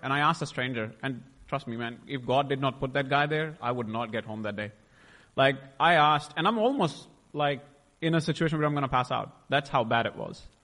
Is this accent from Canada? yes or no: no; India; I was born in India in a beautiful family uh, with a Sikh background